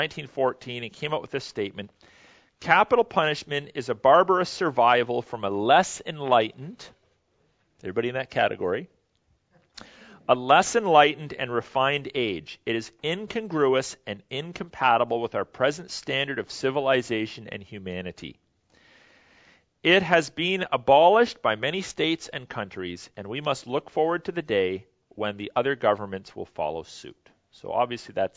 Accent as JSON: {"language": "English", "country": "Canada"}